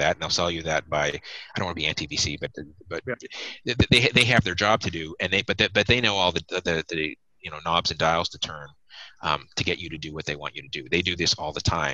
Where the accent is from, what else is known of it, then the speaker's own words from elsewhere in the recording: Canada; as Canadian investors